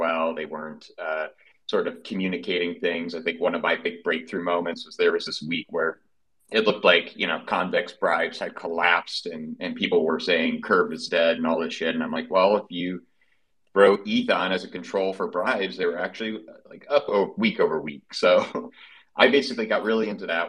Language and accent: English; Midwest, United States; accent: Midwestern; my Midwestern accent